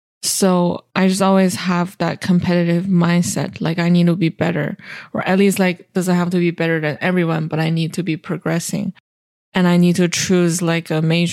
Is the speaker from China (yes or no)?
yes; Shenyang, Liaoning, China; moved away as an adult; And I was born and raised in China, the northeastern part of China. The city I'm from is called Shenyang.